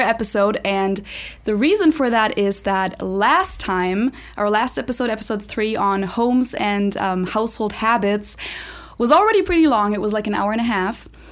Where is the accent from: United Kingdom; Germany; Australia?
Germany; now in United States; I'm a German living